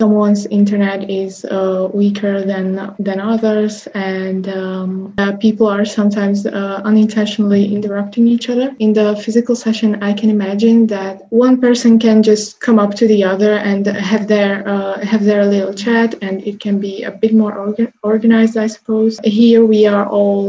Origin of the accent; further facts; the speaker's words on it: Slovakia; I come from Slovakia